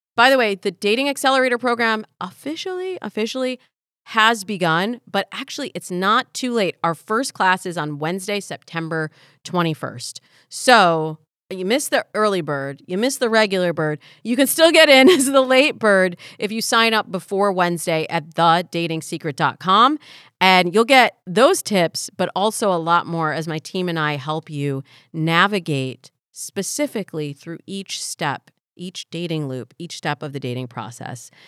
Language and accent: English; Midwest, United States; Black and Jewish, growing up in the Midwest.